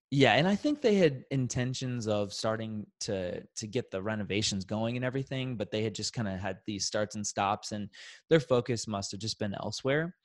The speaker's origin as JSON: {"language": "English", "town": "Kansas City", "country": "United States", "tie": "born or raised there", "said": "born and raised in Kansas City, so it's been a very natural, wonderful place to grow up"}